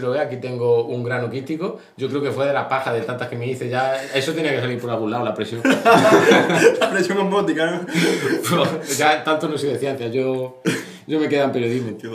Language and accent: Spanish; Jaén, Andalusia, Spain